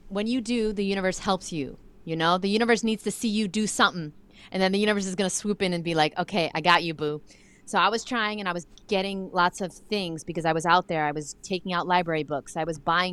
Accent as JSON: {"language": "English", "town": "New York City", "region": "New York", "country": "United States", "said": "I'm from Brooklyn, New York"}